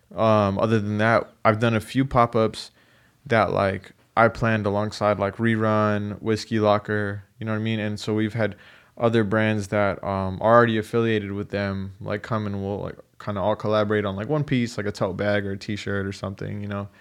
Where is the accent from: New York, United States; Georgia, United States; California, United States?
California, United States; San Diego; I was born in San Diego